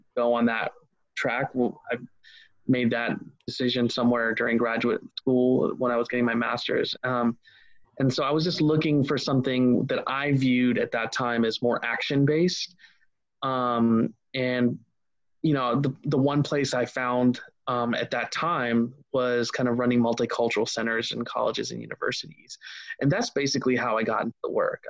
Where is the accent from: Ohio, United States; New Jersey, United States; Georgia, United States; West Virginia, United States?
Ohio, United States; I grew up in Ohio